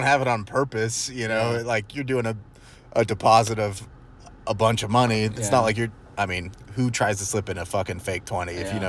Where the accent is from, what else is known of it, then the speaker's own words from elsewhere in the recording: Arlington, Texas, United States; growing up in Arlington, I never saw a bank with bulletproof glass, and nor have I recently.